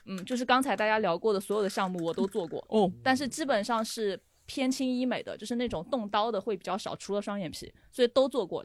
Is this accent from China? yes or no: yes; Sichuan, China; moved away as an adult; now in Shanghai, China; 直到我上了大学，而且是来上海，我是四川人，我从哦。四川来了，上海上大学